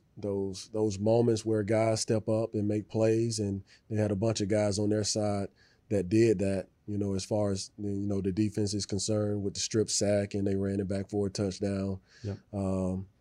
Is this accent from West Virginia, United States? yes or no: no; Birmingham, Alabama, United States; I'm from Birmingham, Alabama, you know. As soon as you're born, they put a football in your hand